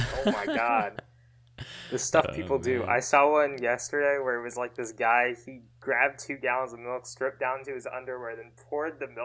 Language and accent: English; Omaha, Nebraska, United States; also born or lived in Kerala, India / Florida; I was born in India. I came here when I was like 6 months old. So like I was still pretty young when I came to Omaha